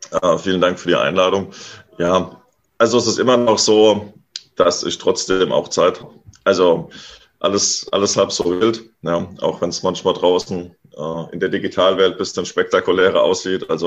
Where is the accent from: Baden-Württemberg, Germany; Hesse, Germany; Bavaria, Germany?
Hesse, Germany; bin jetzt nach zehn Jahren unterwegs sein wieder hier zurück an die Hessische Bergstraße, wo ich aufgewachsen bin.